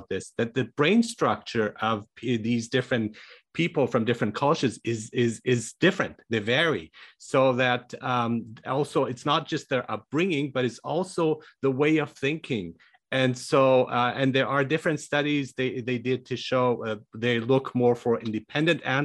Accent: Iran; moved away; I was born in Iran, I speak five languages

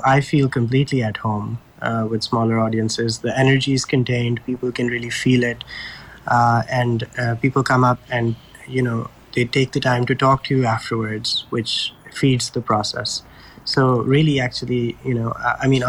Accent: Pakistan; moved away as an adult; now in New York City, United States; I grew up in Pakistan, and once I moved to the U.S. At the age of 18 for college

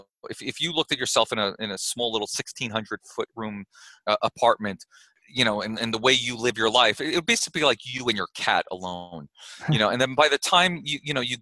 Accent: New York, United States; now in Austin, United States; I grew up in New York

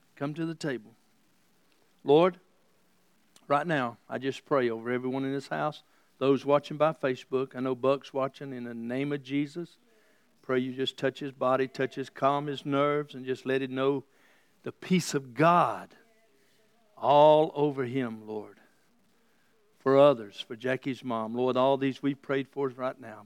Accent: the South, United States; Growing up in the South

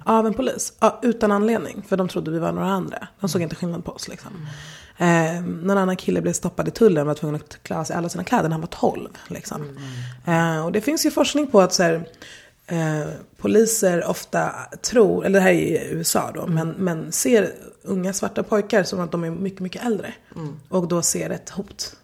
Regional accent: Stockholm, Stockholm County, Sweden; jag har levt hela, eller nästan hela mitt liv här

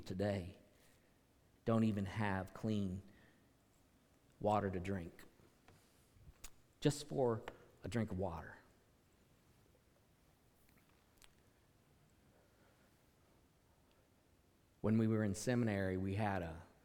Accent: United States

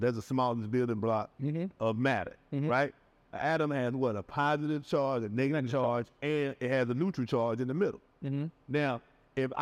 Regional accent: Atlanta, Georgia, United States; moved away; I'm from Atlanta. I'm from the outside

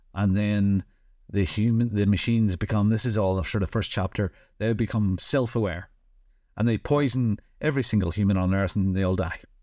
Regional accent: Northern Ireland, United Kingdom; I'm from Northern Ireland

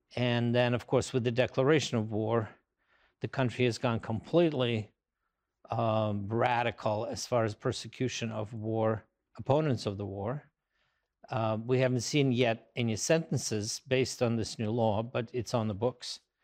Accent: Moscow, Russia; moved away; I'm from Moscow

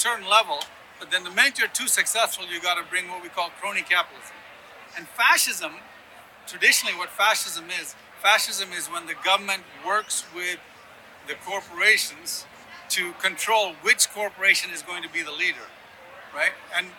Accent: Sudan; also born or lived in Yemen / Ethiopia / Ghana; I grew up in Sudan and Yemen and Ethiopia, but I was born in Ghana

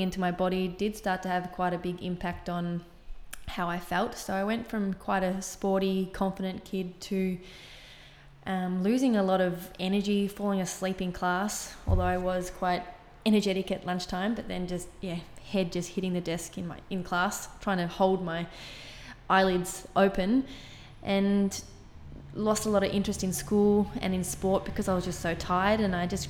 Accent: Miners Rest, Victoria, Australia; I grew up in Ballarat, or actually I grew up in Miner's Rest, so outside Ballarat.

